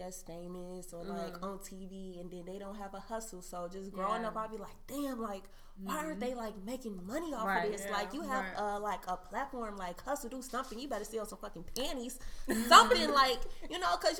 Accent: Chicago, Illinois, United States; born or raised there; also born or lived in Sioux City, Iowa

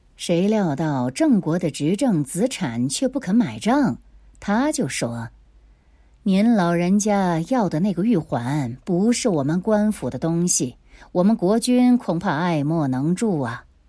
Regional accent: Nanchang, Jiangxi, China; 我们南昌人还是很爱干净的

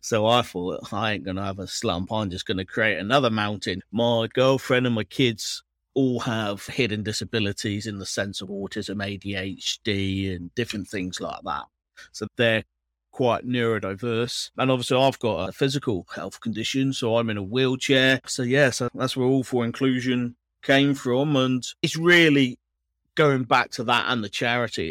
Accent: Cornwall, South West England, United Kingdom; now in Manchester, United Kingdom; I am from Cornwall, yeah. Moved to, moved to Manchester

